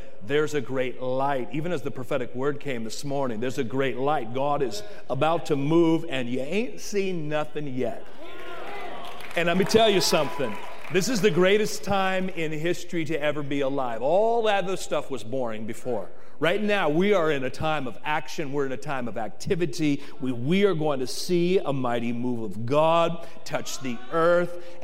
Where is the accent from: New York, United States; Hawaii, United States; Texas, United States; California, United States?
California, United States; Oakland; moved away as an adult; I'm from East Central Oaktown, Oakland, born and raised